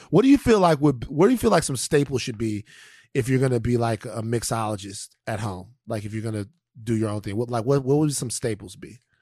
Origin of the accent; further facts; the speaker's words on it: Baton Rouge, Louisiana, United States; moved away; also born or lived in California; growing up in South Baton Rouge